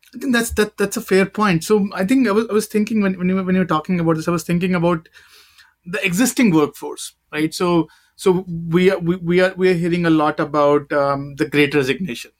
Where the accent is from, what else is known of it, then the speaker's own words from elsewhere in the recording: India; now in United States; I'm an Indian